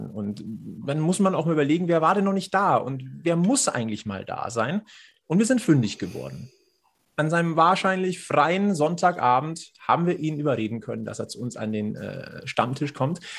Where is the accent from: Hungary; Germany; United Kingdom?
Germany; Düsseldorf, North Rhine-Westphalia; müsste ich natürlich ein Altbier haben als Düsseldorfer